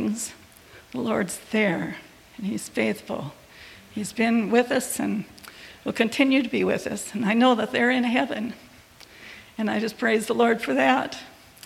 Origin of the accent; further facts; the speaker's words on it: Illinois, United States; I grew up in Illinois with 6 kids